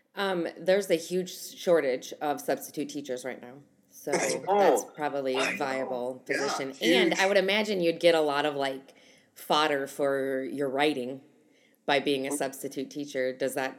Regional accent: Midwest, United States; I'm from the Midwest

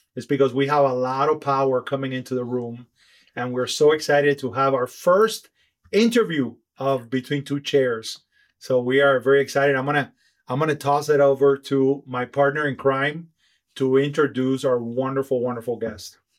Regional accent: Miami, Florida, United States; we're from Miami

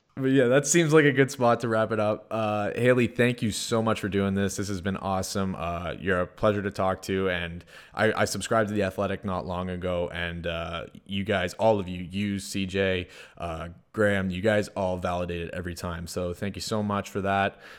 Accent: Sudbury, Ontario, Canada; moved away; also born or lived in Toronto, Canada; I came from Sudbury right when I moved to Toronto

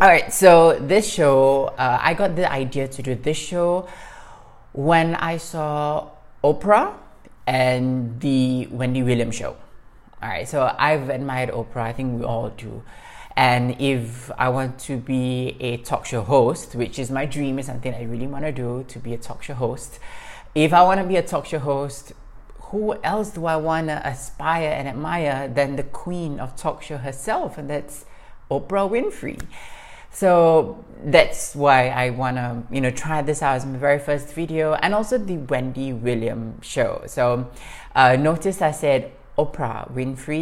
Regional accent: Singapore; moved away as an adult; now in Morocco; I'm Singaporean, living in Morocco

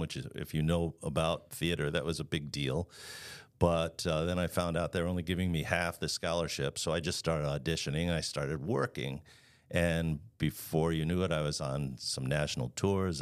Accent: Long Island, New York, United States; also born or lived in Florida / Dallas, Texas; now in Chicago, United States; I'm originally from Long Island.

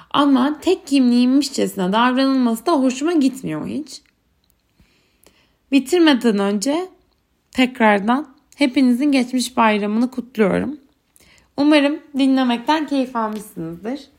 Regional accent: Turkey; moved away; Düşünsenize işte merhaba … ben Türk'üm demek çat diye garip olurdu zaten. Yani Türkiye'de yaşarken anlamı yok doğal olarak Türkiye'den geliyorum demenin.

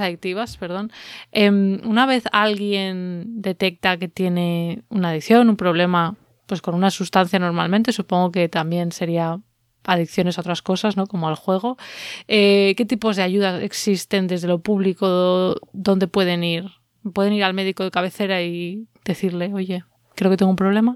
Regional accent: Valladolid, Castile and León, Spain; en Valladolid, que es de donde yo soy, o donde me crié

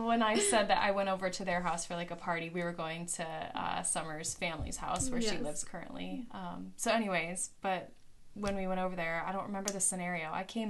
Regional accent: Western New York, United States; So I grew up in Western New York, which if anyone's familiar with Buffalo

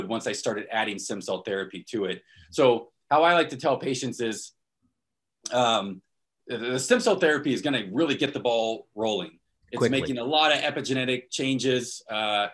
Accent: Destin, Florida, United States; moved away as an adult; also born or lived in Portland, Oregon; So I was born and raised in Florida, Northwest Florida, the Destin

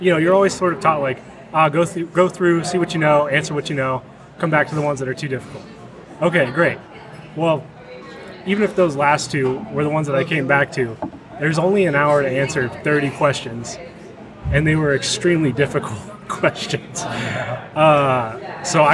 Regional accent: San Luis Obispo, California, United States; I'm from San Luis Obispo

